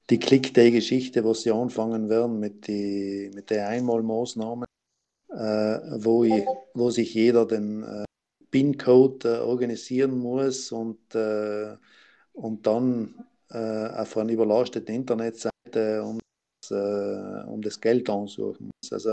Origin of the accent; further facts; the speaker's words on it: Trentino-Alto Adige, Italy; als Südtiroler, als Gemeinde das brauchen, glaube ich jetzt nicht.